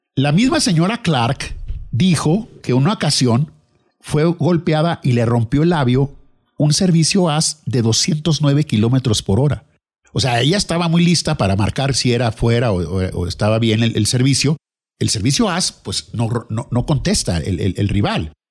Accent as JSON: {"language": "Spanish", "town": "Lerdo", "region": "Durango", "country": "Mexico", "tie": "born or raised there", "moved": "as an adult", "lives_now": "Torreón, Mexico", "said": "En mi ciudad natal, Ciudad Lerdo, Durango"}